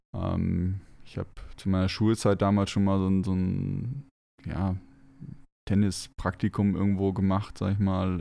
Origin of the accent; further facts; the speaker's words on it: Northern Germany, Germany; moved away; ich bin gebürtig im Norden geboren. Ich bin nicht mit Bergen aufgewachsen